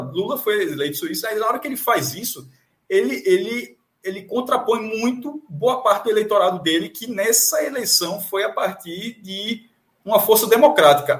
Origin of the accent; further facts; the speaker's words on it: Amapá, Brazil; Eu sou amapaense, inclusive, pra quem sabe, eu sou amapaense